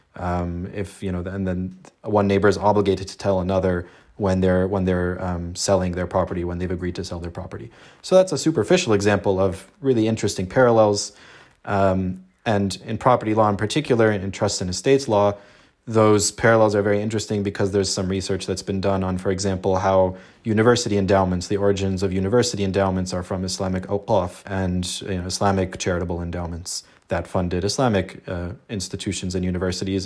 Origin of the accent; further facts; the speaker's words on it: Los Angeles, California, United States; I was born in Los Angeles to, uh, an Egyptian Muslim family and, you know, grew up, um, very much close to my Muslim community here in L